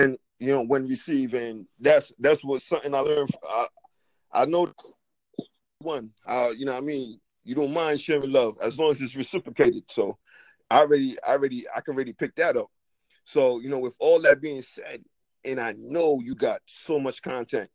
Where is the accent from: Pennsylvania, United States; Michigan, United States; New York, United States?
New York, United States; New York City; I'm coming from Brooklyn